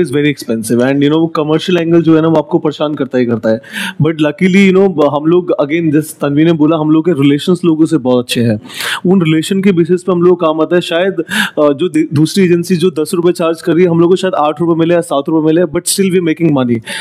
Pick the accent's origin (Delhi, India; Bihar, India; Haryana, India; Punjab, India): Delhi, India; moved away as an adult; now in Mumbai, India; मैं दिल्ली से हूँ पैदाइश मेरी दिल्ली से है दिल्ली में पैदा हुआ दिल्ली में पढ़ाई हुई